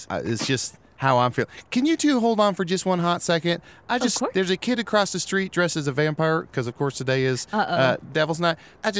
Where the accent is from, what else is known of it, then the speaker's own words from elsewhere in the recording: Texas, United States; Growing up in Texas, a lot of my community, or a lot of people, not my community, but the people in the community, were obsessed with church.